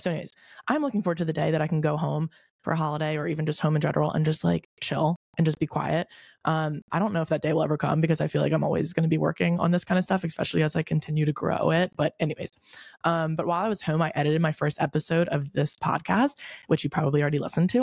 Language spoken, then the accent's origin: English; Delaware, United States; moved away as an adult; also born or lived in Newark, Delaware / Wilmington, Delaware; now in Charleston, United States; I'm from Delaware. I think I've said this before, but I'm from Delaware. I live in Newark, but I went to high school in Wilmington.